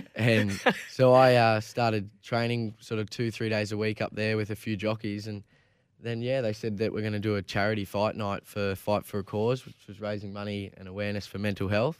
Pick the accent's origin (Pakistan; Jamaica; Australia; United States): Australia; Gold Coast, Queensland; I grew up on the Gold Coast, so all my friends and that from school and that are all surfers